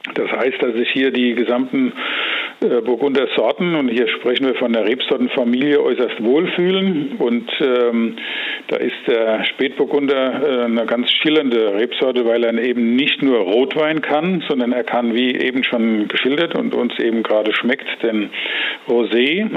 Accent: Rheinhessen, Rhineland-Palatinate, Germany; aufgewachsen und geboren in Rheinhessen

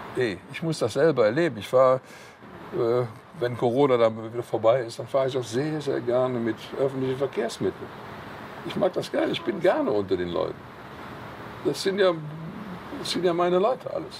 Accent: Cologne, North Rhine-Westphalia, Germany; am Severinsklösterchen, wo ich geboren bin oder da, wo ich aufgewachsen bin

